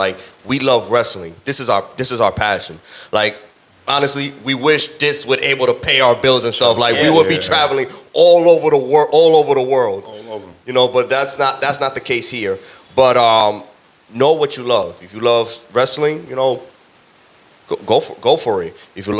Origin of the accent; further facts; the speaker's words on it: Dominican Republic; República Dominicana, I gotta go with baseball. Dominican Republic, that's the culture. That's the sport that we like grew up.